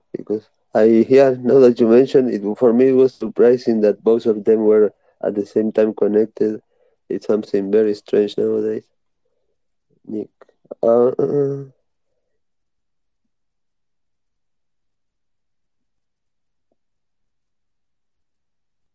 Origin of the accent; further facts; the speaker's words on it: Uruguay; English is a second language; I am from Uruguay, South America